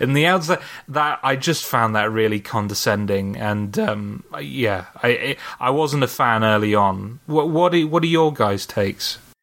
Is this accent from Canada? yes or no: no; United Kingdom; I am British